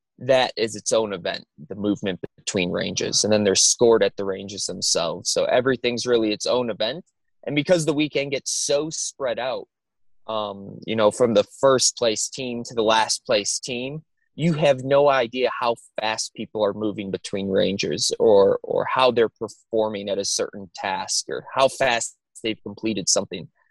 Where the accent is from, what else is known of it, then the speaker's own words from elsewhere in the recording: Wisconsin, United States; moved away as an adult; I'm originally from Wisconsin, born and raised there.